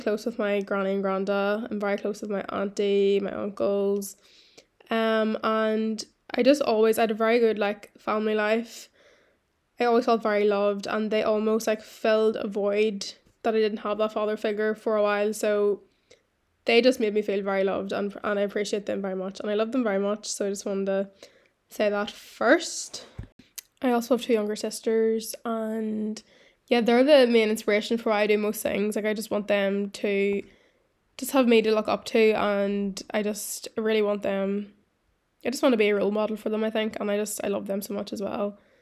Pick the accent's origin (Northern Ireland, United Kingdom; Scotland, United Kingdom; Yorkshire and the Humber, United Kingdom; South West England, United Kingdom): Northern Ireland, United Kingdom; County Tyrone; accent: strong Irish; moved away as an adult; now in London, United Kingdom; I grew up in County Tyrone in Ireland.